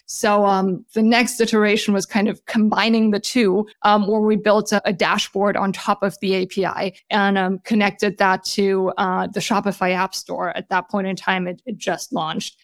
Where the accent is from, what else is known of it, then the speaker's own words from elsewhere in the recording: Germany; moved away as an adult; also born or lived in Switzerland; now in San Francisco, United States; I, uh, was born and raised in Germany